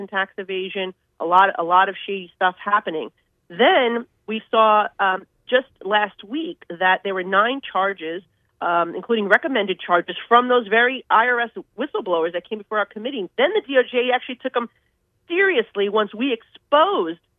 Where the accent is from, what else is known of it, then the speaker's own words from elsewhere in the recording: New York City, New York, United States; I'm from New York City